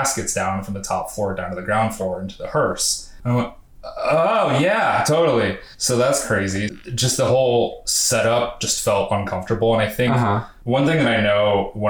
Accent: Iowa, United States; now in Atlanta, United States; I'm from Iowa, and basically all my life up until I came to Atlanta, I've lived in really rural, small farm towns

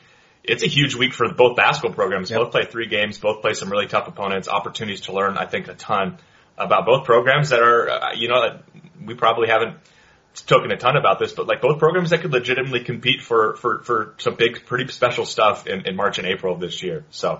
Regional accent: Oregon, United States; this would be the school I grew up watching in Oregon

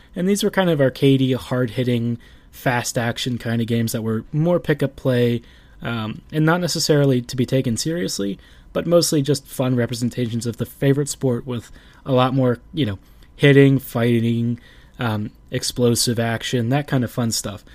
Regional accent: Baltimore, Maryland, United States; my hometown of Baltimore

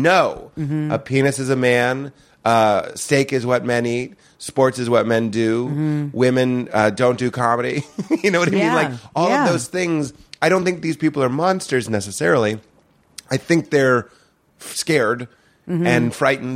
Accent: Boston, Massachusetts, United States; I'm from Boston, but I don't feel like I'm from Boston

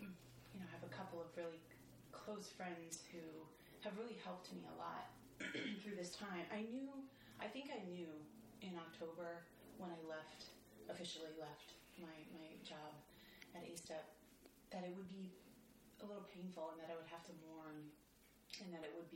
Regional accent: Illinois, United States; also born or lived in Los Angeles; now in New York, United States; I grew up in Illinois

